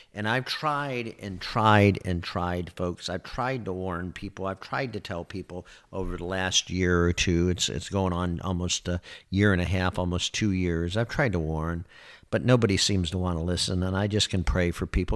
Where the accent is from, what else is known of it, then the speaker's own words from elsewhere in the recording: Michigan, United States; moved away as an adult; now in Florida, United States; I was born and raised in Michigan